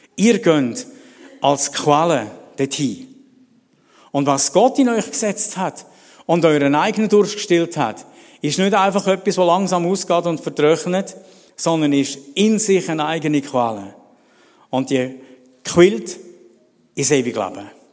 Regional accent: Celerina, Graubünden, Switzerland; moved away; ich bin in Celerina groß geworden die ersten Jahre

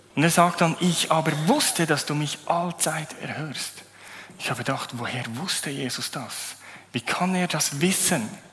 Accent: Bernese Oberland, Switzerland; moved away as an adult; also born or lived in Zurich area; Ich komme aus dem Berner Oberland, bin vor acht Jahren hierher gezogen, habe eine schöne Zürcherin geheiratet

